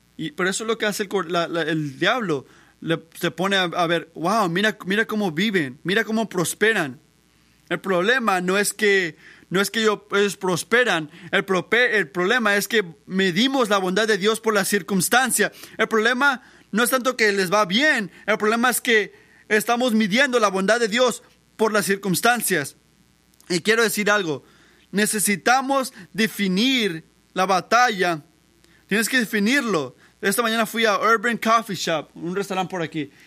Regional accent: Puerto Rico; moved away; yo crecí en Puerto Rico

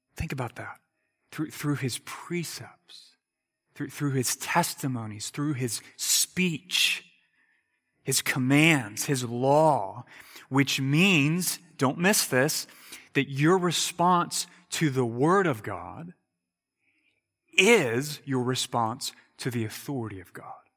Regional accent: United States; I'm an American

